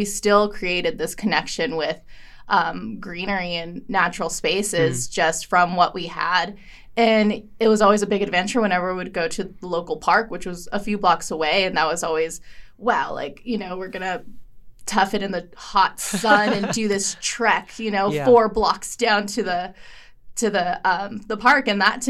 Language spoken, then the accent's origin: English; Los Angeles, California, United States; now in Missoula, United States; I grew up in East